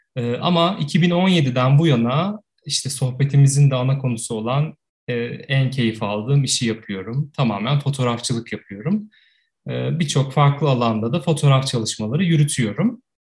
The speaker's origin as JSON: {"language": "Turkish", "region": "Ankara", "country": "Turkey", "tie": "born or raised there", "said": "85 ee, yılında Ankara'da doğdum, Ankara'da büyüdüm."}